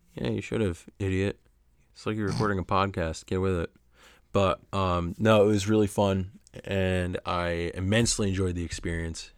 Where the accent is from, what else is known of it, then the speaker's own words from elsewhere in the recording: Oneonta, New York, United States; my hometown of Oneonta, New York